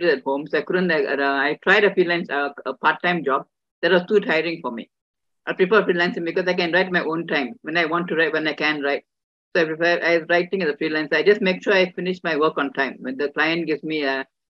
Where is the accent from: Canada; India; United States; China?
India; being an Indian woman